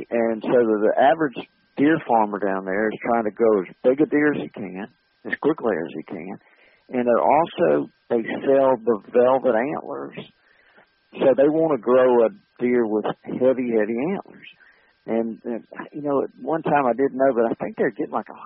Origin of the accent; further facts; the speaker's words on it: Montgomery, Alabama, United States; went to school in Alabama. I grew up in Montgomery, Alabama, and and uh, went to Auburn in Montgomery, and um, and stayed in Montgomery